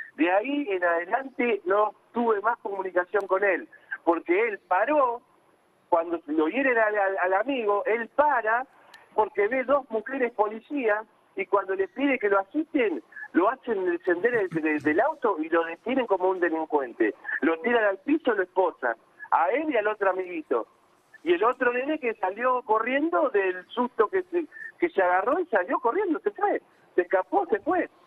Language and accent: Spanish; Quilmes, Buenos Aires Province, Argentina; Nosotros somos de Quilmes